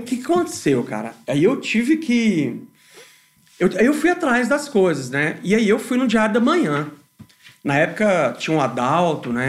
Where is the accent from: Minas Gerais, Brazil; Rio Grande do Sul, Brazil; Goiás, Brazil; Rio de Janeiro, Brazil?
Goiás, Brazil; Goiânia; also born or lived in Salvador, Bahia; nasci em Salvador, Bahia, mas com um ano de idade eu já vim para Goiânia